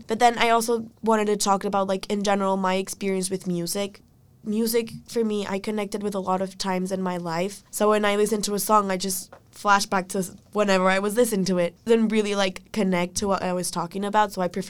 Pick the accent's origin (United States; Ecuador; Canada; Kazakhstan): Ecuador; moved away; I'm a first-year student in UVA, and I'm from Ecuador